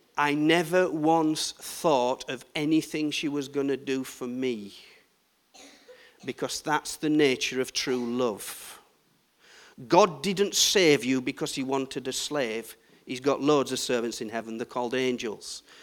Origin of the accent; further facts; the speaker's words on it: Yorkshire and the Humber, United Kingdom; I'm from Yorkshire